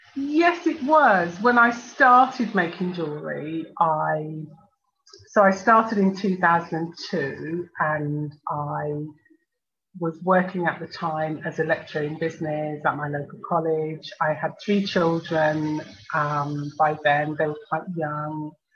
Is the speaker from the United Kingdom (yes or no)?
yes; Birmingham, West Midlands, United Kingdom; I was born in Birmingham in the UK. My parents uh, came from Jamaica in the Caribbean.